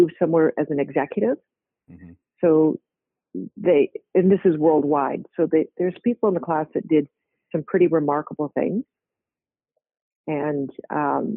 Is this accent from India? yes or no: no; Victoria, British Columbia, Canada; moved away as an adult; also born or lived in Winnipeg, Manitoba / New Zealand / Hawaii; I grew up really a West Coast girl in British Columbia for the most part